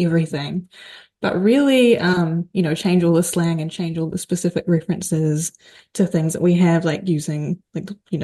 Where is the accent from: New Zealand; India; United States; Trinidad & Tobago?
New Zealand; we're both from New Zealand